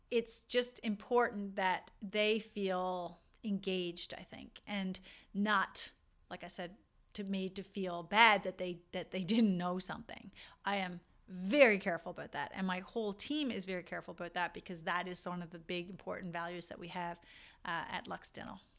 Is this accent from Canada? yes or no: yes; Newfoundland and Labrador, Canada; accent: Newfoundland; this is why you don't hear my newfoundland accent sometimes i wish i could do a whole episode with my newfoundland accent and people are like you're from newfoundland i'm like yeah